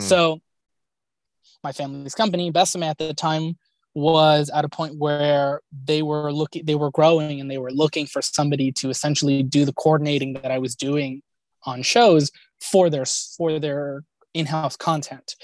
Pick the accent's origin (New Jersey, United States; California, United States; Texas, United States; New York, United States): California, United States; Los Angeles; born and raised in Southern California. I was born in the Kaiser in Woodland Hills, California, and lived in the Glendale, Pasadena area my entire life